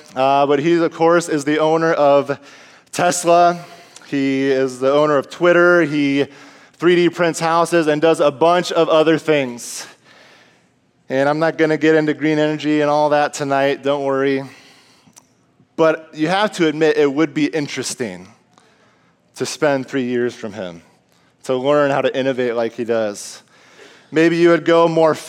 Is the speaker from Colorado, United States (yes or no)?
no; Iowa, United States; moved away as an adult; now in Minnesota, United States; me and my wife were both born and raised in Iowa